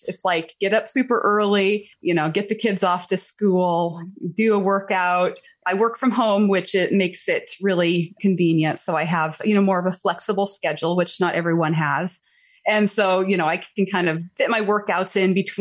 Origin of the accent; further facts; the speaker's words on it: Montana, United States; moved away; my home state is Montana. Okay. I haven't lived there in many years, but I was born and raised there.